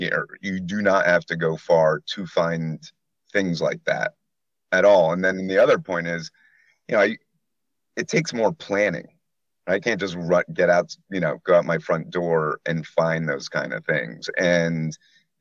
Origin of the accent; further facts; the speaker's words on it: New York City, New York, United States; Born and raised in New York City and can continue to live here